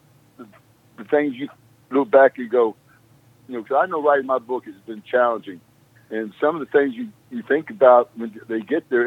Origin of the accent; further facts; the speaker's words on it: South Arkansas, United States; I came from South Arkansas, from a sharecropping family